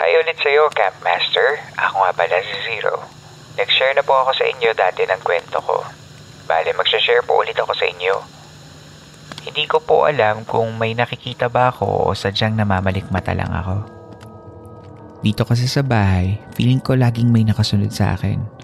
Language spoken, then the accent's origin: Tagalog; Philippines; also born or lived in Oakland/Hayward area, California; now in Oakland area, United States; Bilang Filipino na nakatira sa ibang lugar